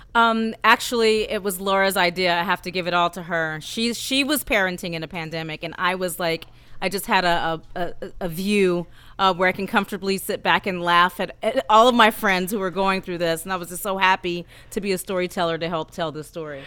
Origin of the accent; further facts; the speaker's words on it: Oakland, California, United States; I'm from Oakland, California.